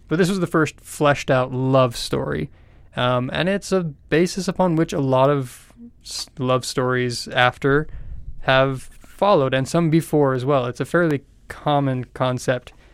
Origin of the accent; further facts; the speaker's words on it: United States; as an American